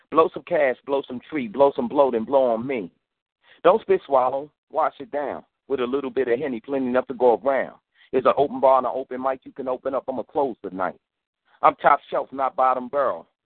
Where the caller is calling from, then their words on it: Los Angeles, California, United States; I'm calling from California.